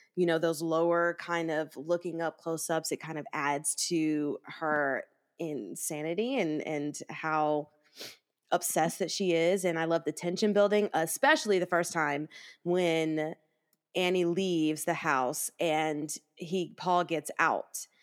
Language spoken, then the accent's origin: English; the South, United States; I'm from the South